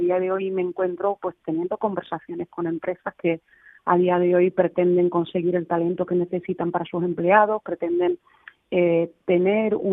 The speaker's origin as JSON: {"language": "Spanish", "town": "Cádiz", "region": "Andalusia", "country": "Spain", "said": "estoy súper orgullosa de ser gaditana, de ser de eh"}